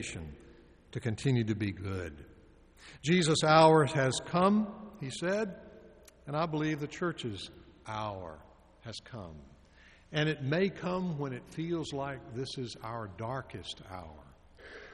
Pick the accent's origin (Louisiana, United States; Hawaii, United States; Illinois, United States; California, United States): Louisiana, United States; northern; my home church as a child in northern Louisiana, and the white leaders were affirmed in my hometown